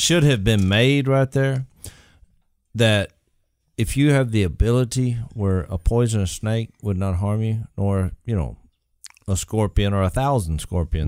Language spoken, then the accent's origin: English; Louisiana, United States; we're from Louisiana